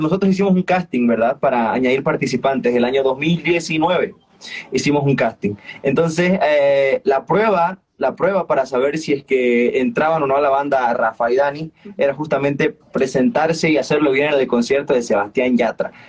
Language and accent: Spanish; Sucre, Chuquisaca, Bolivia; yo soy de Sucre